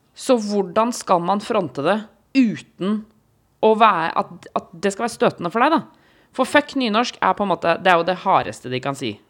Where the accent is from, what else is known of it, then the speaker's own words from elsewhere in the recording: Eastern Norway, Norway; der hvor jeg har vokst opp, eh, på Østland, tjukkeste Østlandet